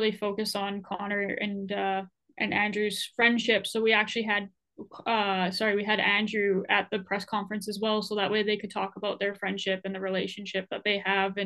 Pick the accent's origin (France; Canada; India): Canada; Edmonton, Alberta; now in Kelowna, Canada; I grew up in Edmonton